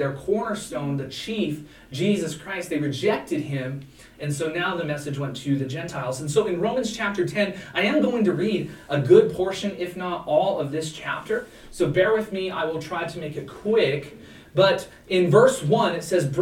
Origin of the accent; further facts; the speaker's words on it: Montana, United States; I was born in Montana.